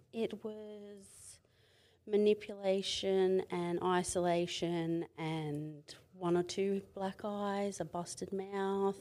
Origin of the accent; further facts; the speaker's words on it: Mid-North Coast, New South Wales, Australia; moved away as an adult; I come from Mid-North Coast in New South Wales.